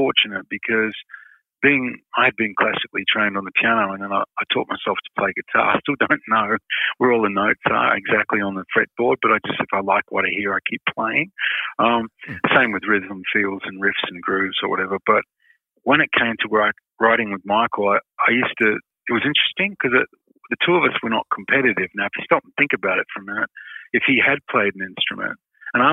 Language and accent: English; Perth, Western Australia, Australia; when I was a little kid and I grew up in Perth